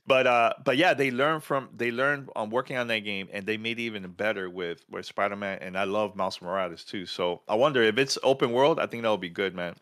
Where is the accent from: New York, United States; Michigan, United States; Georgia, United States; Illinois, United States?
New York, United States; New York City; born or raised there